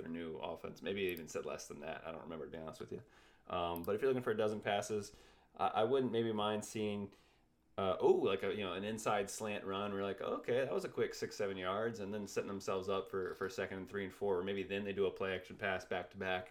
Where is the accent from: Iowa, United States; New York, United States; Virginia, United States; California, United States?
Virginia, United States; I'm from Virginia